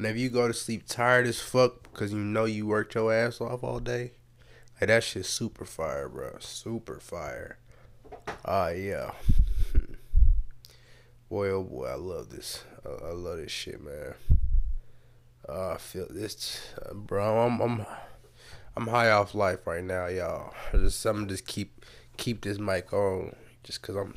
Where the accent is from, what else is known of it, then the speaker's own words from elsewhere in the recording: United States; I was born in America to immigrant ass parents